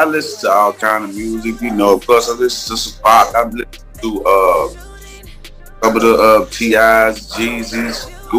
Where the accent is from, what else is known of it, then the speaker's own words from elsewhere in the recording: Huntsville, Alabama, United States; I come from straight from the hood, man. I'm from Huntsville, Alabama, but, I grew up, around the way